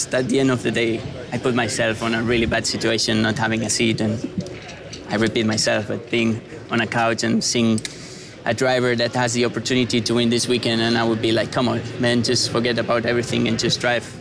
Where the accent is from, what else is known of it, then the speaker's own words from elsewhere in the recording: Spain; moved away as an adult; I'm from Spain and I love my country, but I'm also, as you said, I moved here this year